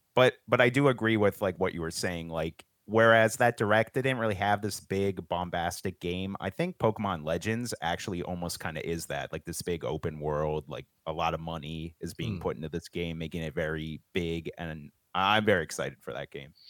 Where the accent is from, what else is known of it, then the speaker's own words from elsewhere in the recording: Pennsylvania, United States; I'm from Pennsylvania there's a lot of farms around here